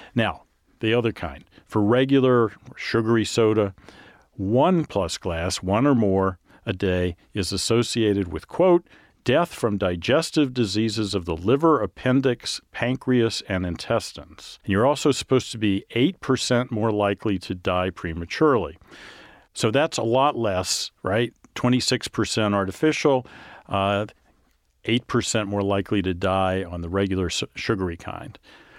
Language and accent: English; the South, United States; You know, I grew up in the South.